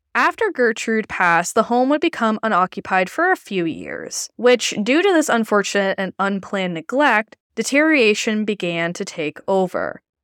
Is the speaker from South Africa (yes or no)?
no; Canada; As a Canadian